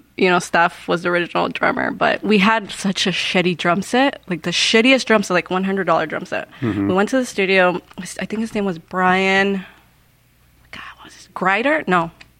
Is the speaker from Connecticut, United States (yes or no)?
no; California, United States; now in Yuma, United States; I came from Cali. Moved over to Yuma because I was doing really bad over there.